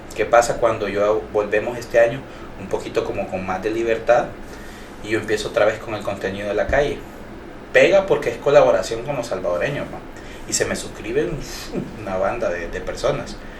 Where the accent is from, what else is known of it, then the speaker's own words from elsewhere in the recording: Honduras; como decimos hondureños